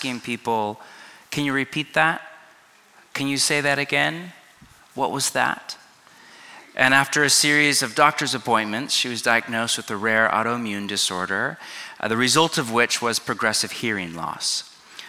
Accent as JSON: {"language": "English", "region": "California", "country": "United States", "tie": "born or raised there", "also_born_or_lived": "Pacific Northwest", "moved": "yes", "lives_now": "Los Angeles, United States", "said": "I grew up in California, but spent the last 20 years in exile in the beauty and green and gloom and rain and antidepressants of the Pacific Northwest."}